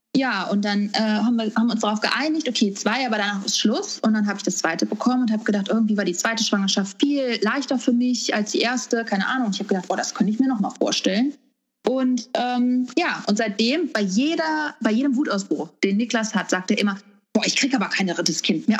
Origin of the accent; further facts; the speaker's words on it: Wuppertal, North Rhine-Westphalia, Germany; moved away as an adult; now in California, United States; komme gebürtig aus Wuppertal. Und da habe ich, ähm, oh, lass mich überlegen, ja, 30. 31 Jahre lang gelebt